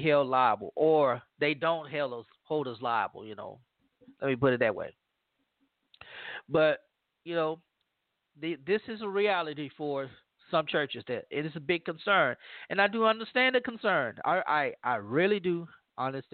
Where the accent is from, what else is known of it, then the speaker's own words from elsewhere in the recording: Louisiana, United States; from my home state of Louisiana